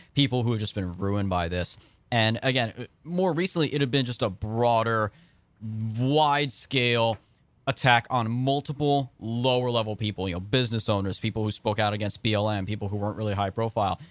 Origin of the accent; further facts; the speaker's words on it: Central California, United States; I'm from Central California